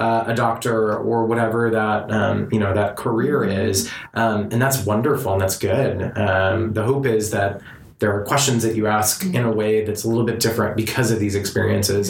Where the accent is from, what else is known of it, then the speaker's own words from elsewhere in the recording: Southern California, United States; I was raised in Southern California in relative privilege